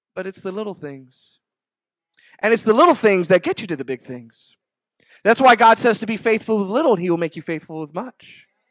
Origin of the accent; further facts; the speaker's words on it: Rio Grande Valley, Texas, United States; growing up in the Rio Grande Valley